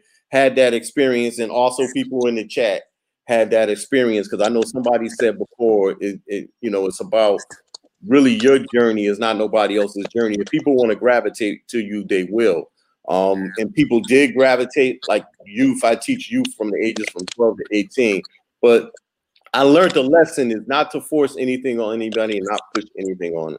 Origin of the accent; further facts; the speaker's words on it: Massachusetts, United States; I grew up in Massachusetts